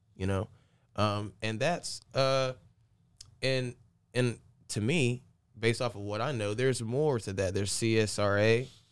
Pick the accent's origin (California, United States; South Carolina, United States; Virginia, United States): South Carolina, United States; Aiken; also born or lived in Augusta, Georgia; I'm from Aiken, Augusta